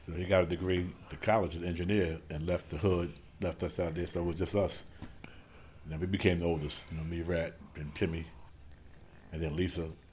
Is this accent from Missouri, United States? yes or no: no; New York City, New York, United States; we from 40 projects. That's in South Jamaica, Queens. Born and raised right there in the hood, right in 40